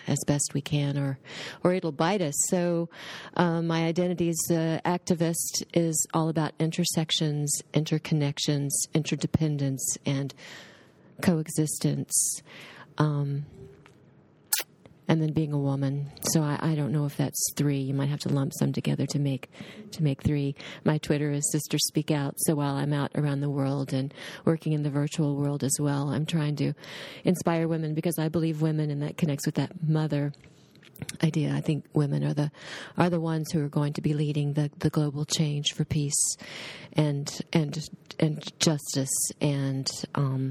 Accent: Chattanooga, Tennessee, United States; I am from Chattanooga, Tennessee

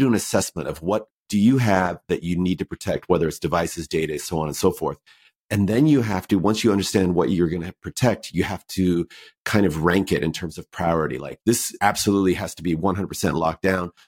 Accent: United States; I'm American

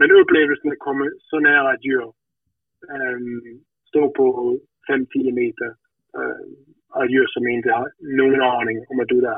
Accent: Denmark; hemma i Danmark

